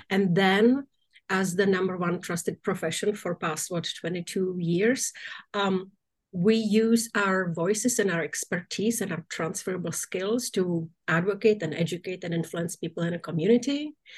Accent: Czechia; moved away; my home country of now czech republic

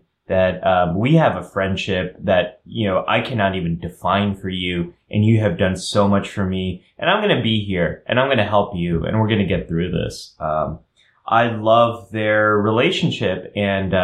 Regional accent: California, United States; I'm a Californian.

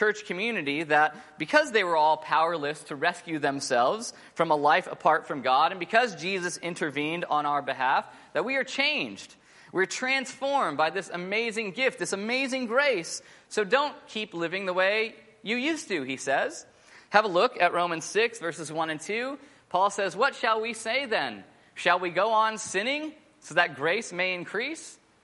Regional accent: United States; moved away as an adult; now in Sydney, Australia; I'm American, but I'm not really American. I'm Aussie, but I'm not really Aussie.

